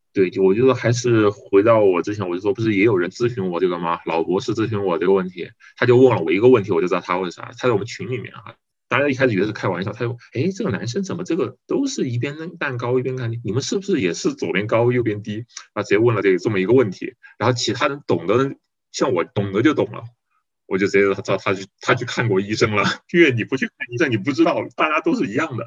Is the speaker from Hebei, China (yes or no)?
no; Guiyang, Guizhou, China; 我是八六年出生，然后我是贵州贵阳人，家里面有父母，还有，对，还有个姐姐